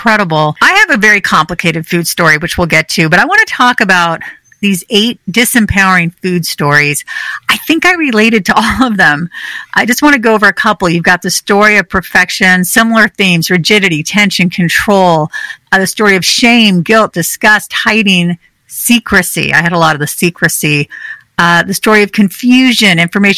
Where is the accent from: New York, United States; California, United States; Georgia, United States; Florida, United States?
California, United States; I grew up in California.